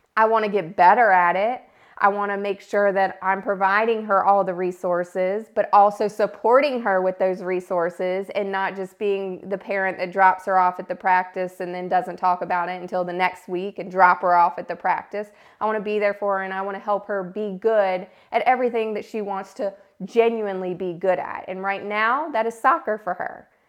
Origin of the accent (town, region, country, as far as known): South Boston, Virginia, United States